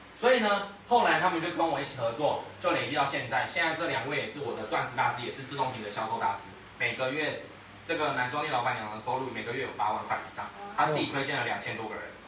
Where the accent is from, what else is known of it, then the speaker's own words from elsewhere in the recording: Taiwan; 我们台湾人很好客